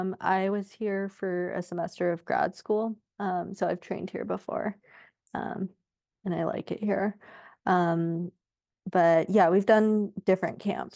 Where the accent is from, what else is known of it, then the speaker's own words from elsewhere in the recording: Sacramento, California, United States; So I grew up like in the Sacramento area in California. My parents are still out there.